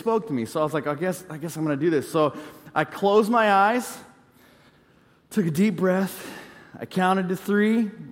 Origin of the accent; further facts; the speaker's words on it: California, United States; I grew up in California